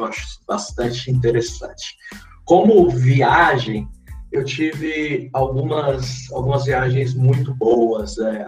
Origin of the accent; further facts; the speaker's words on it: São Paulo, Brazil; vim lá da cidade de Tiradentes